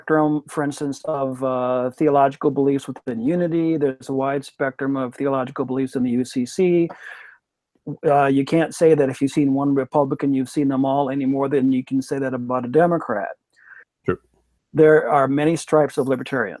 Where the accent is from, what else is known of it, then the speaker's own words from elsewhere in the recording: Minnesota, United States; moved away; As a Minnesotan, formerly